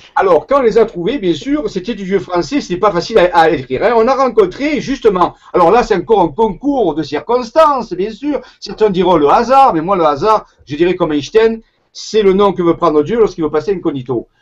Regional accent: Marseille, Provence-Alpes-Côte d'Azur, France; accent: Marseille; Je suis marseillais à l'origine, ça s'entend par mon accent

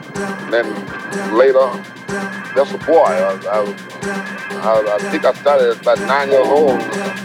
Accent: Mississippi, United States; now in Chicago, United States; I've been in Chicago for quite a few years, but I was born in Mississippi.

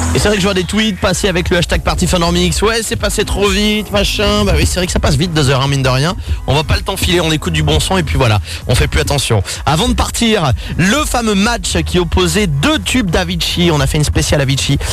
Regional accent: Normandy, France; je suis de Normandie

